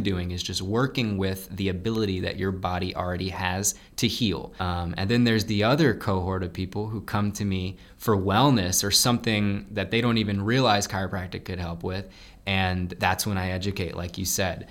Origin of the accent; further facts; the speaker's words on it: Lafayette, United States; I am setting up shop in Lafayette, my hometown